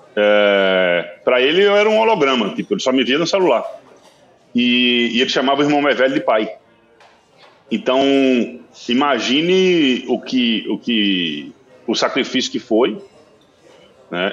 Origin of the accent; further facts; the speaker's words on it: São José do Belmonte, Pernambuco, Brazil; eu sou do Sertão Central, Sou de São José do Belmonte. E eu costumo dizer que o sertão é um. Hoje em dia está bem é, desenvolvido, mas assim, na minha, na minha infância, sertão era.